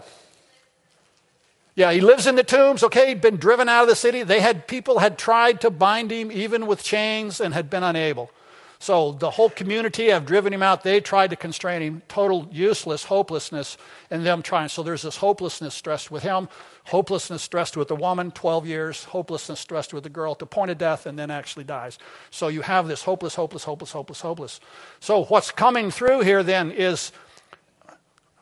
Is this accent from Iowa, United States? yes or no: no; Arkansas, United States; I'm from Arkansas